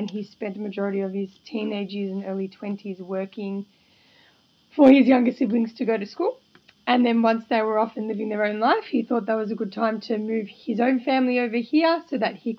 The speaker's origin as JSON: {"language": "English", "country": "Australia", "tie": "born or raised there", "said": "I was born here in Australia"}